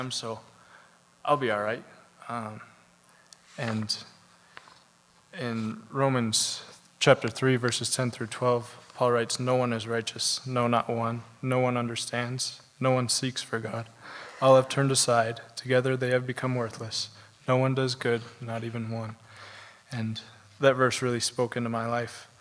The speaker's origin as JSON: {"language": "English", "town": "Belgrade", "region": "Montana", "country": "United States", "tie": "born or raised there", "said": "I grew up in Belgrade with my parents and my two brothers"}